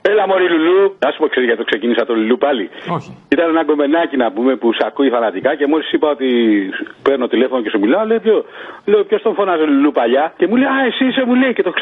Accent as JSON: {"language": "Greek", "region": "northern Greece", "country": "Greece", "tie": "born or raised there", "said": "γεννήθηκα στην Ελλάδα κι εγώ και μάλιστα στη Βόρεια Ελλάδα που γίνεται όλο αυτό ο τόρο από ελληνική οικογένεια πάπου προ πάπου. Μεγάλωσα με τα ελληνικά τα ήθη και τα έθιμα"}